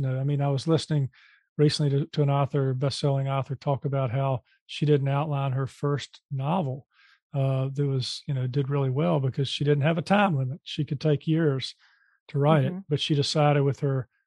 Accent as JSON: {"language": "English", "town": "Charlotte", "region": "North Carolina", "country": "United States", "tie": "born or raised there", "said": "in my hometown here, Charlotte, North Carolina"}